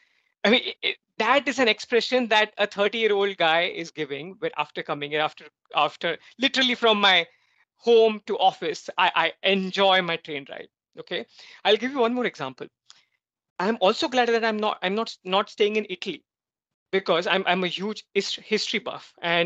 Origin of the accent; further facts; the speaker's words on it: India; moved away as an adult; also born or lived in Europe; I was in India, then I recently moved here in the Europe. And now I much appreciate that I was born in India.